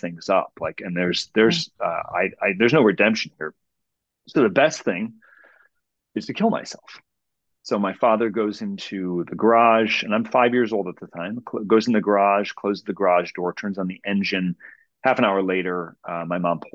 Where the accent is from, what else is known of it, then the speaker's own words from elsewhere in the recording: Cleveland, Ohio, United States; I'm from Cleveland